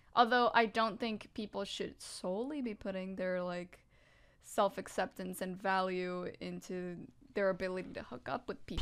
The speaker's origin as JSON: {"language": "English", "country": "Puerto Rico", "tie": "born or raised there", "moved": "yes", "said": "I was raised in the Catholic Church back in Puerto Rico, which is where I was raised"}